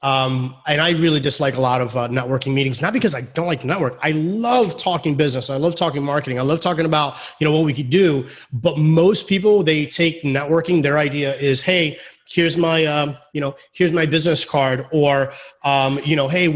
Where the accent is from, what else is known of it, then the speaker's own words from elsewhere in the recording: Florida, United States; I was born here in Florida